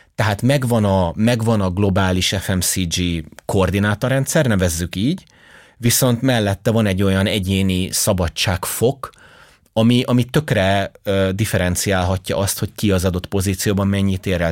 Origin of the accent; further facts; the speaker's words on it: Hungary; én magyar vagyok